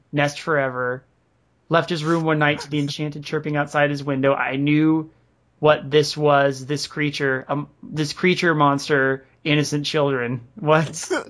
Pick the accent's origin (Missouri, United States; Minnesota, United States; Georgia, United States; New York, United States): New York, United States; Tarrytown; also born or lived in Catskills; I grew up in Tarrytown and lived in the Catskills.